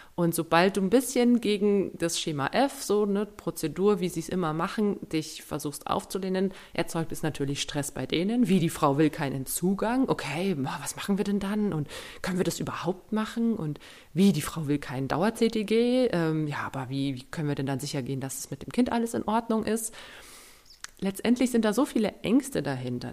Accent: Germany; bei uns in Deutschland

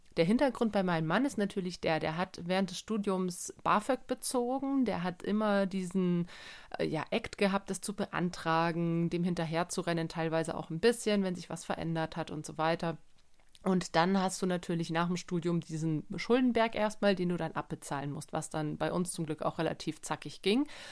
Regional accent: Germany; bei uns in Deutschland

